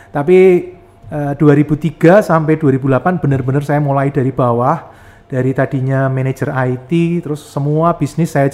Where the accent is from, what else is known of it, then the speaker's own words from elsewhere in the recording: Yogyakarta, Special Region of Yogyakarta, Indonesia; Saya lahir di Jogja uh, sampai kuliah saya di Jogja